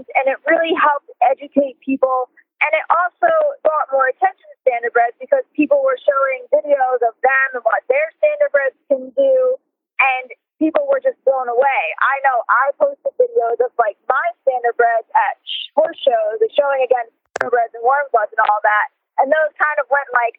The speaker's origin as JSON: {"language": "English", "area": "near Freehold Raceway", "region": "New Jersey", "country": "United States", "tie": "born or raised there", "said": "I grew up near Freehold Raceway"}